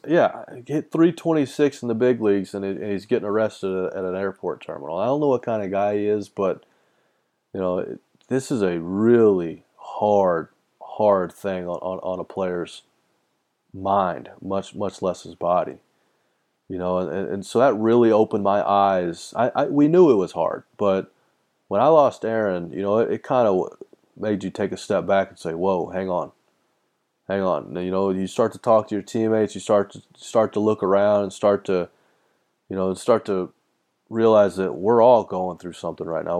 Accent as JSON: {"language": "English", "region": "Texas", "country": "United States", "said": "I'm from Texas."}